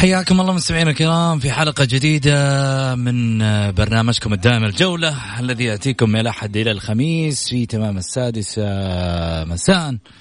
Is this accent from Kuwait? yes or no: no; Saudi Arabia